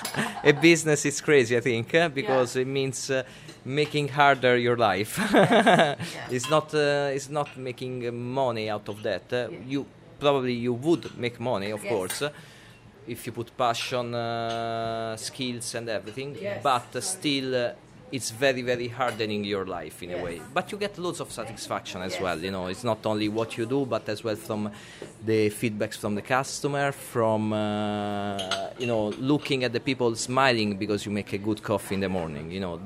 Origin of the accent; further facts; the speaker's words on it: Rome, Lazio, Italy; English is a second language; also born or lived in Dublin, Ireland; now in Kinsale, Ireland; I'm from Rome.